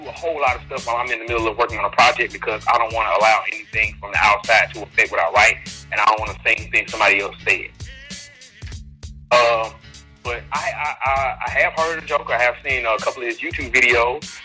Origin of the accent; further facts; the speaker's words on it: Mississippi, United States; also born or lived in Chicago, Illinois; I'm originally from Chicago, but I spent most of my life in Mississippi.